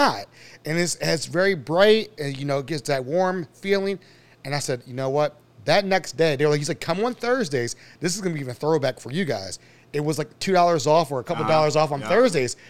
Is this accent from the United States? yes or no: yes; Randallstown, Maryland, United States; also born or lived in Northeast Baltimore; I was originally from the Randallstown West Side area.